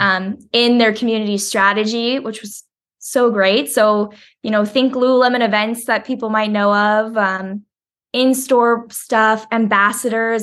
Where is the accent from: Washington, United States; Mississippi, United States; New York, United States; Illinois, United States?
Washington, United States; Woodinville; moved away; I grew up in Woodinville, Washington, so it's just outside Seattle.